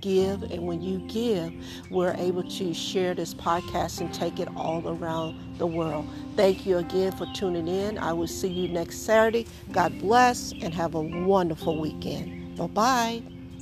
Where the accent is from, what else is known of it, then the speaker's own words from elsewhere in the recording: the South, United States; I grew up in the South